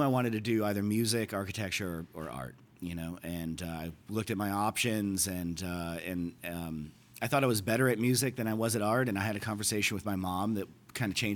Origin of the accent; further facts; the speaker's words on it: Delavan, Wisconsin, United States; moved away as an adult; also born or lived in Chicago / Milwaukee; now in New York City, United States; In a town called Delavan, Wisconsin